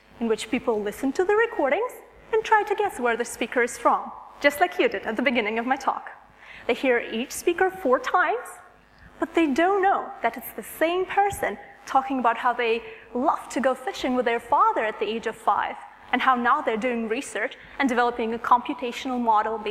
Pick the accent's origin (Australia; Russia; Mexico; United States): Russia; accent: not a typical Russian accent; English is a second language; now in New Zealand